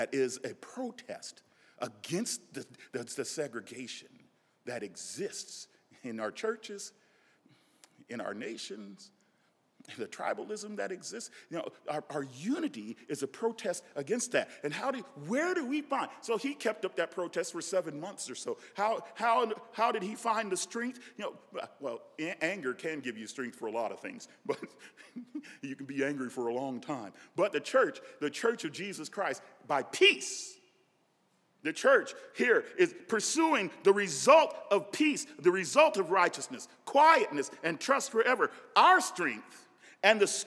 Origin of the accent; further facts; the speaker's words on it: Nebraska, United States; I grew up in Nebraska